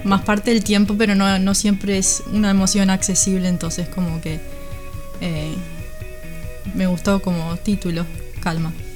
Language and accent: Spanish; Uruguay; moved away as an adult; now in United States; me fui de Uruguay a los 21, o sea que me crié y, toda mi vida en Uruguay